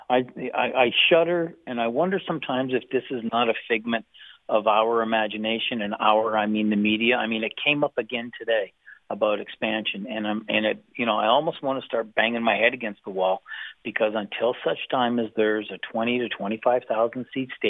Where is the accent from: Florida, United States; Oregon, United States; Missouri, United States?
Missouri, United States; I'm sorry. I'm I'm from Missouri. You're gonna have to show me.